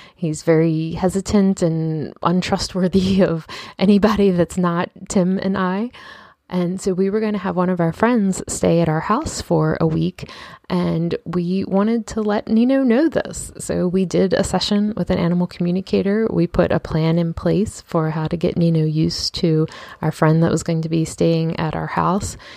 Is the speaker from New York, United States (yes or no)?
no; Baltimore, Maryland, United States; I'm from Baltimore.